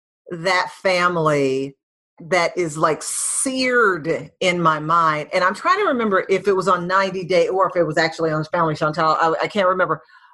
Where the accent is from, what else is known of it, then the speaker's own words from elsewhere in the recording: Detroit, Michigan, United States; I'm from Detroit